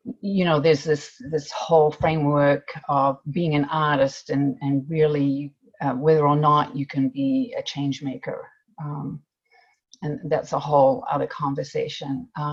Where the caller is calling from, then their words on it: Fairbanks, Alaska, United States; Well, first I'd like to say that I'm joining from Fairbanks, the traditional homeland of the Diné and Dena'ina people of the Lower Tanana Valley.